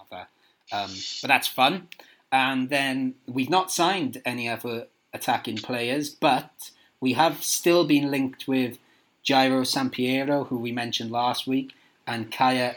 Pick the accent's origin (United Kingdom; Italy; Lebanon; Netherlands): United Kingdom; Merthyr Tydfil, Wales; Merthyr Tydfil, my hometown.